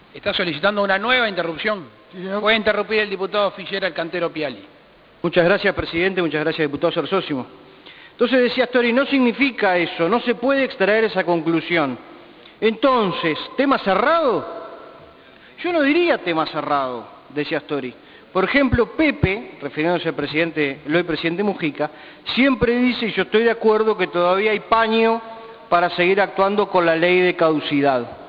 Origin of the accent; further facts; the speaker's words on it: Uruguay; esos somos los uruguayos, gente que vota y que elige libremente a quien lo va a gobernar